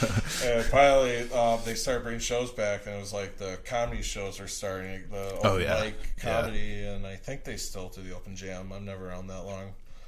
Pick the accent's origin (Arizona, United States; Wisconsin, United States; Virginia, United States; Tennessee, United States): Wisconsin, United States; Eden; now in Milwaukee, United States; I am from a little tiny town called Eden, Wisconsin. So it's Fallack County.